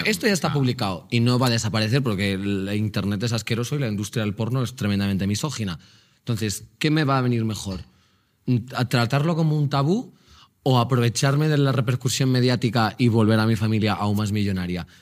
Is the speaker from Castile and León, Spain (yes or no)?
no; Magaluf, Balearic Islands, Spain; soy de Magaluf